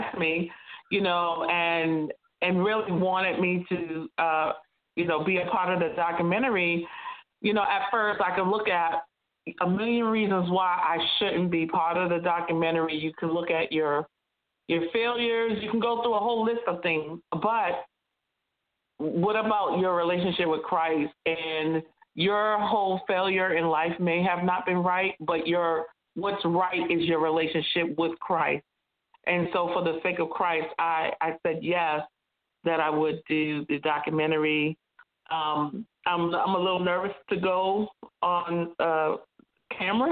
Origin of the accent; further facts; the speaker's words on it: Massachusetts, United States; I was born and raised in Massachusetts